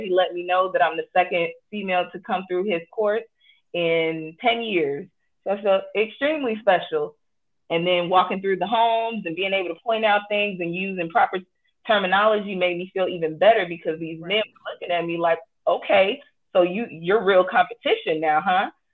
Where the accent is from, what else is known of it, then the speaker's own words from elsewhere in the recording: Chicago, Illinois, United States; I am from Chicago, Illinois, born and raised